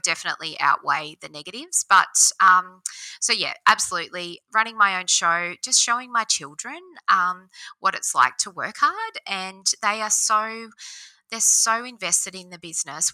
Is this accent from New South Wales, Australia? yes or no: yes; Oberon, New South Wales, Australia; also born or lived in Bathurst / Sydney; I grew up in Oberon on a, um, a sheep farm